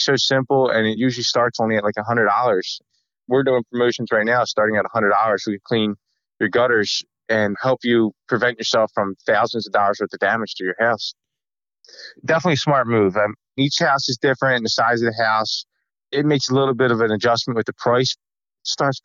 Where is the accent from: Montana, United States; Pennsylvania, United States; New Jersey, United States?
New Jersey, United States; We're from South Jersey